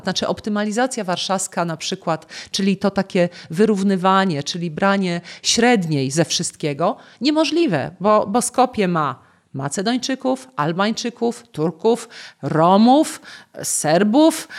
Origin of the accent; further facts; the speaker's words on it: Poznań, Greater Poland, Poland; ja jestem z Poznania